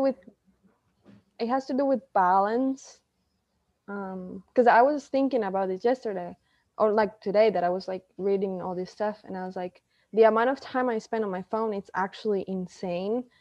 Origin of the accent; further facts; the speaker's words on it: Costa Rica; I'm actually from Costa Rica